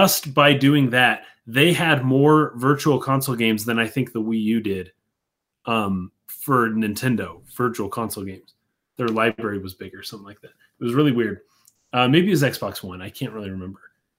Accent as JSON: {"language": "English", "region": "Utah", "country": "United States", "said": "Atheist, yes, we're from Utah."}